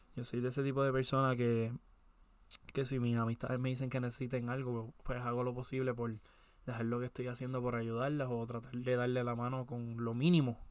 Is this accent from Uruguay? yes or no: no; Puerto Rico; soy de Puerto Rico